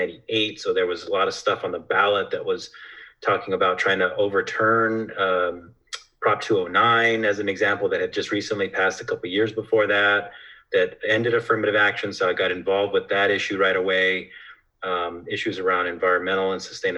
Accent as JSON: {"language": "English", "town": "Fresno", "region": "California", "country": "United States", "tie": "born or raised there", "also_born_or_lived": "Visalia, California / Clovis, California", "moved": "as an adult", "lives_now": "Salinas, United States", "said": "I grew up in the Central Valley, Visalia, Fresno, Clovis area"}